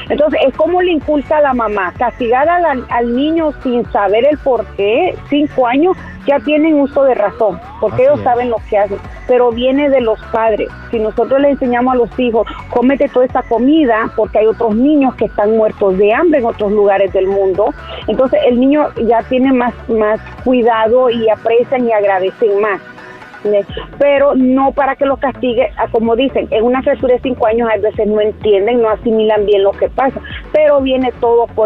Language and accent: Spanish; Nicaragua; de parties nicaragüense.